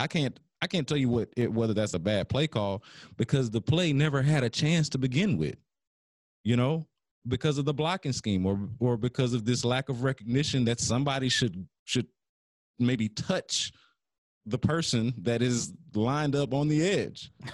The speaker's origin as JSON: {"language": "English", "town": "Houston", "region": "Texas", "country": "United States", "said": "I'm from Houston, so I've been watching football my whole life"}